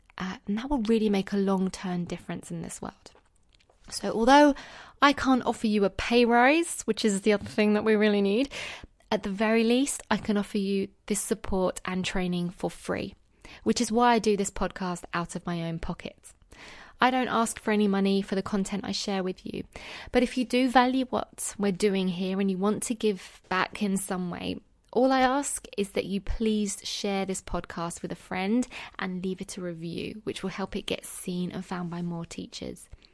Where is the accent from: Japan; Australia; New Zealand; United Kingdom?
United Kingdom; accent: British; in the U K right now, where I am, obviously, if you couldn't tell from my accent.